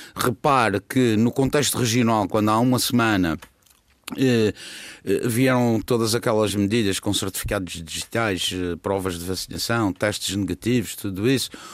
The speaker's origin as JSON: {"language": "Portuguese", "region": "Madeira", "country": "Portugal", "said": "isso orgulha-me como madeirense"}